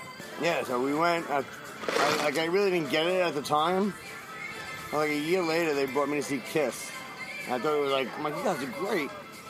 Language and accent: English; Long Island, New York, United States; I'm from New York, Long Island.